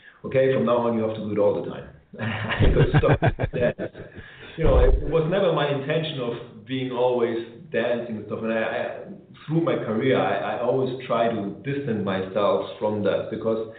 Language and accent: English; Germany; moved away as an adult; I grew up in Germany